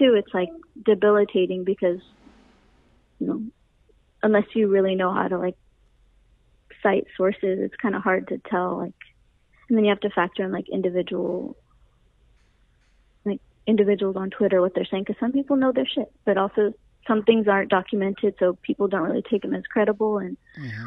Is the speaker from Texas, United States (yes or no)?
no; Fresno, California, United States; moved away as an adult; now in San Francisco, United States; me growing up in Fresno